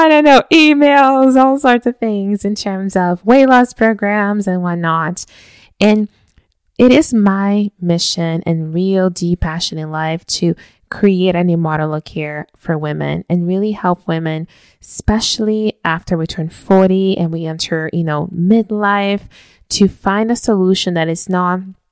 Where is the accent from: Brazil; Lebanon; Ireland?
Brazil; I'm from Brazil, so today is actually when we celebrate the family meal and exchange gifts and so on